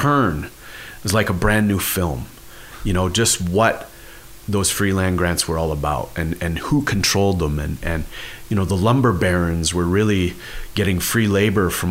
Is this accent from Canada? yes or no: yes; a reserve near Kenora, Ontario, Canada; They were in my hometown on my reserve, and there's a colonization road, it's called that, that runs on my reserve from our old burial ground site all the way along the river out towards Kenora.